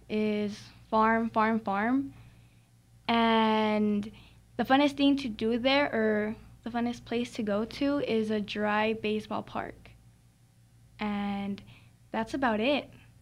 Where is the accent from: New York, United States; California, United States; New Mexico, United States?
New Mexico, United States; Chamberino; I am from Chamberino, New Mexico.